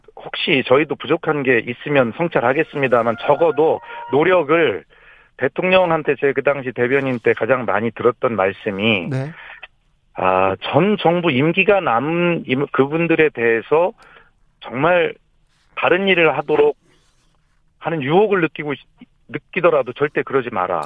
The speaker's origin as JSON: {"language": "Korean", "town": "Gongju", "region": "South Chungcheong", "country": "South Korea", "tie": "born or raised there", "said": "제 고향 충남 공주에 와서"}